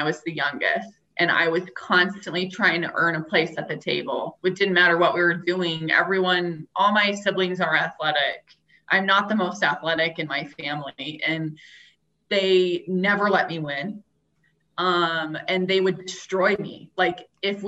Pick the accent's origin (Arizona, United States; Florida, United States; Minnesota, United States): Arizona, United States; Tucson; I grew up in Tucson